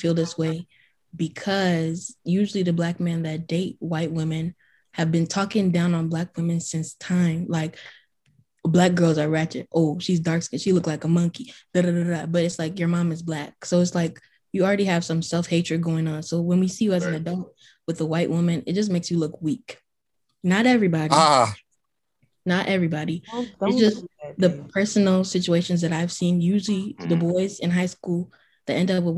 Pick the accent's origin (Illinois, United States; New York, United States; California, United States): Illinois, United States; Chicago; I'm from Chicago